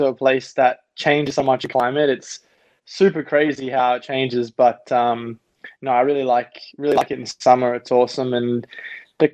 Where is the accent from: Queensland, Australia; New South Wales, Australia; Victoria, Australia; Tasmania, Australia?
Queensland, Australia; Gold Coast; also born or lived in Los Angeles, United States / New Zealand; now in Milwaukee, United States; I ended up growing up in Australia